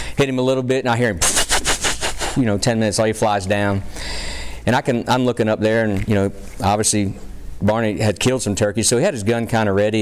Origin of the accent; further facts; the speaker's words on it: Pennsylvania, United States; my home state, you know, the folks from Pennsylvania